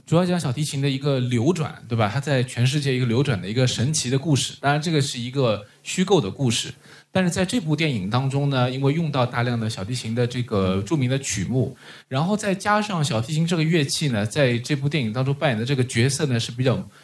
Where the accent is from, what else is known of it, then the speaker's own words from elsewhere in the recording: China; 我们就是中国人